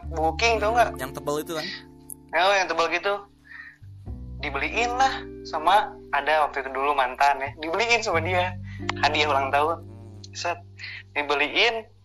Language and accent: Indonesian; Cimahi, West Java, Indonesia; SD tuh SD Bandung Barat nih Ngamprah ada SD-nya SD swasta Islam Terpadu Keterinsani Insani kalau tahu mah orang Bandung ya